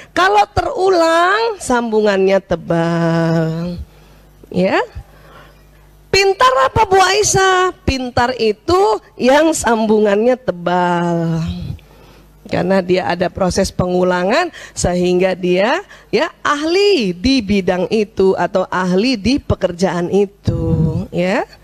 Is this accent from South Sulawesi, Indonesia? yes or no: yes; South Sulawesi, Indonesia; Waduh, saya orang Bugis tiba-tiba disuruh masak rendang Padang.